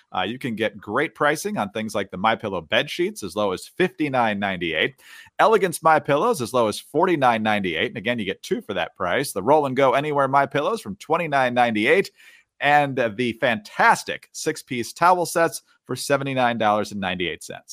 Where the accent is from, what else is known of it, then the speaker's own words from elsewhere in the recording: Michigan, United States; growing up in Michigan, most of my life